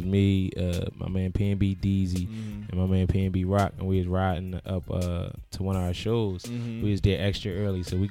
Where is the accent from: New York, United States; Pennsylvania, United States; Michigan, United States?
Pennsylvania, United States; Philadelphia; I'm from Philadelphia